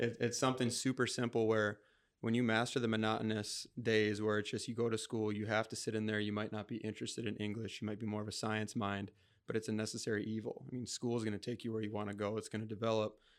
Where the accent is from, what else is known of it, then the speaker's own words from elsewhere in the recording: Rochester, Minnesota, United States; also born or lived in Mankato, Minnesota; I'm a Rochester native. So, I mean, I'm from Rochester, Minnesota. I was born in Mankato. Um, so I, I moved to Rochester when I was eight